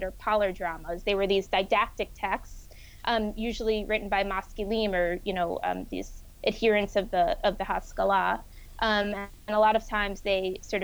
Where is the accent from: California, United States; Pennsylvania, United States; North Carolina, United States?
Pennsylvania, United States; Philadelphia; I grew up in Philadelphia